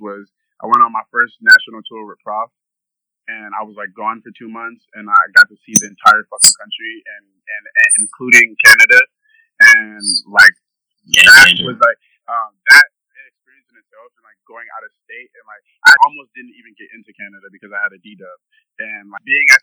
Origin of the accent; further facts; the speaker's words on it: Minnesota, United States; I'm going to stay in Minnesota